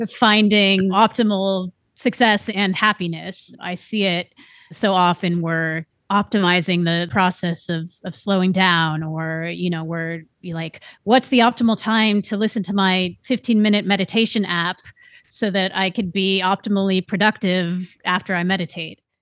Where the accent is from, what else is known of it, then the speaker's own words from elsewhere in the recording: Bay Area, California, United States; I grew up in the Bay Area, which was on the cusp of this tech boom